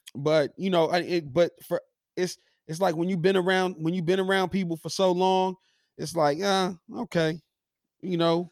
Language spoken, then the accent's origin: English; Los Angeles, California, United States; I'm from South Central Los Angeles